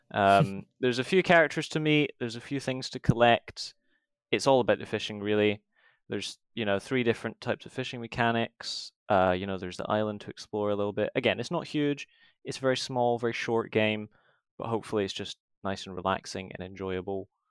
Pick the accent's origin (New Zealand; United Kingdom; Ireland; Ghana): United Kingdom; Scotland; moved away as an adult; now in England; I'm from Scotland